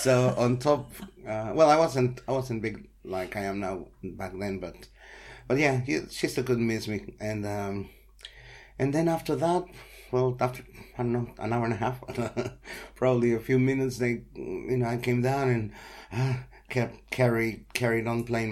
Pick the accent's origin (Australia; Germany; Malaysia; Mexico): Mexico; moved away; I'm from Mexico